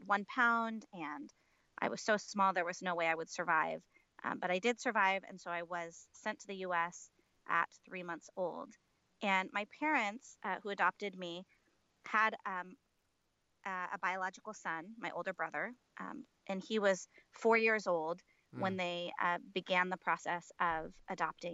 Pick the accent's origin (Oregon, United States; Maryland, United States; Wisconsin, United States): Oregon, United States; Portland; also born or lived in Kolkata, India; I was born in Calcutta, India, in March of 1980, and I was adopted 3 months later and grew up in Portland, Oregon.